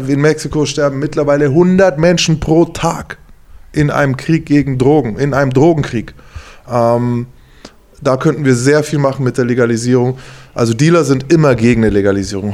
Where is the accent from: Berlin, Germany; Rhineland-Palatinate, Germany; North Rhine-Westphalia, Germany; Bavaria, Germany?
Bavaria, Germany; now in Mainz, Germany; ich komme aus Bayern